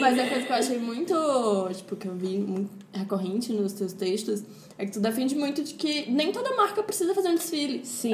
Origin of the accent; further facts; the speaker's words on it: Fortaleza, Ceará, Brazil; moved away; eu sou de Fortaleza